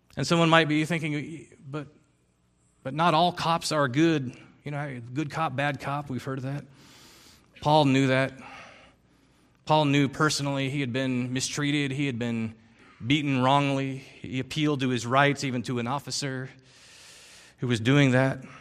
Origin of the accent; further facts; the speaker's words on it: Philippines; I grew up in the Philippines